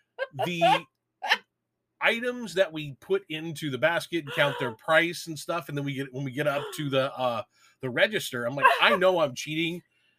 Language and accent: English; Ireland; Well, I am Irish.